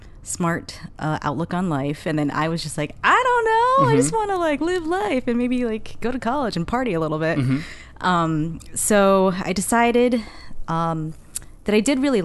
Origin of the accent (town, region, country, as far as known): Herkimer, New York, United States; born or raised there; also born or lived in Staten Island, New York / Boston